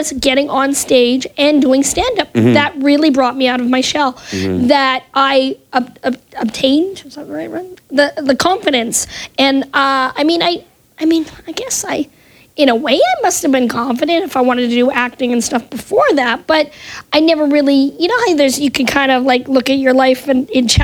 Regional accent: Winnipeg, Manitoba, Canada; moved away as an adult; now in United States; I grew up in Winnipeg, Manitoba, Canada, and not a lot of stuff going on there.

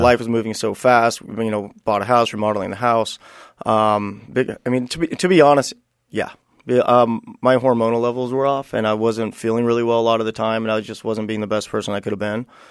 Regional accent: Buena Park, California, United States; I, I grew up in, uh, Buena Park, California

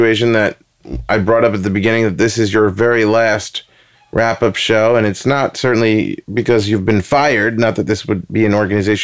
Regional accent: New York City, New York, United States; also born or lived in Bushwick, Brooklyn; I am originally from Queens.

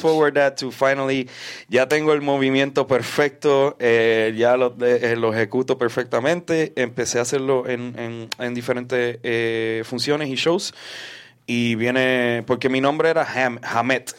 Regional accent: Puerto Rico; un luchador puertorriqueño

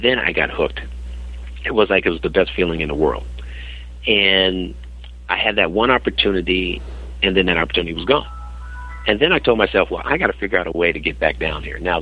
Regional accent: San Francisco, California, United States; Growing up as a kid, growing up in San Francisco, in the Haight-Ashbury

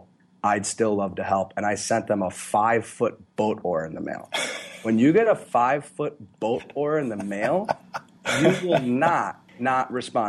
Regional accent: Florida, United States; I grew up in Florida

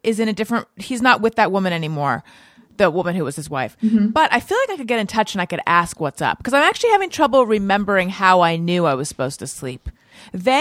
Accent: Southern California, United States; also born or lived in New York / Orange County; I grew up in Southern California

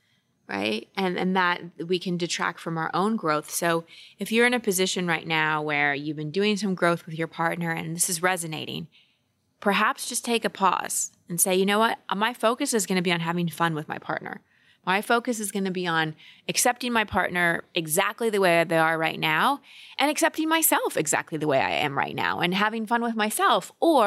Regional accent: United States; No, we Americans were here longer.

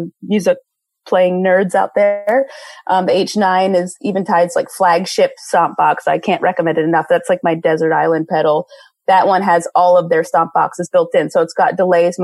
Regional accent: Philadelphia, Pennsylvania, United States; now in Seattle, United States; my hometown in Philadelphia

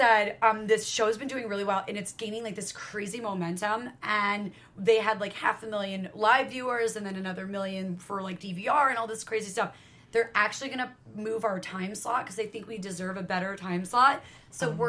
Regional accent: New York, United States; I'm from New York, so I'm like East Coast

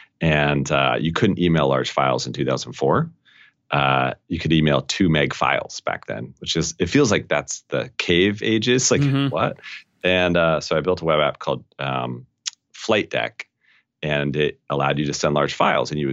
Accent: Colorado, United States; I grew up in Colorado

